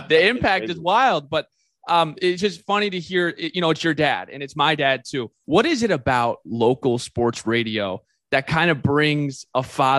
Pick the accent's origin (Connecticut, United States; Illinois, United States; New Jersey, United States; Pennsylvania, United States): New Jersey, United States; I grew up in New Jersey.